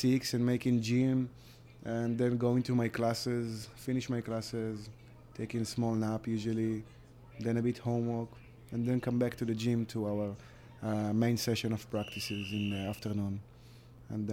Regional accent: Israel; English is a second language; moved away as an adult; now in United States; I'm from Israel.

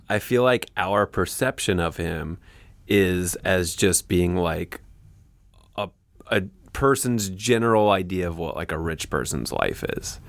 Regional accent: Canada; as a Canadian

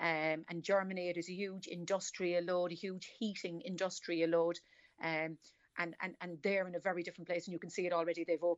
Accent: Cork, Munster, Ireland; accent: Cork; I am. I'm from Cork City.

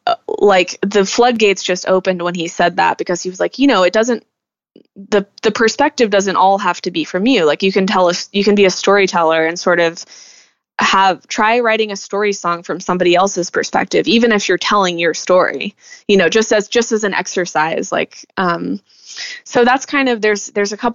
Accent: Texas, United States; moved away as an adult; Texas just is such a huge part of me, and it's my home. It's where I grew up

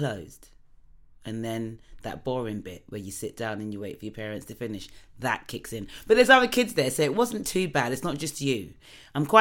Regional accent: London, United Kingdom; I grew up in New Cross in South London

